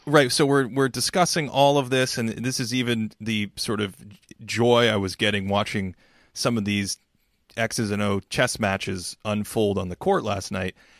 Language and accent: English; New England, United States; So I grew up in New England, and I grew up fifteen, you know, twenty minutes from Fenway Park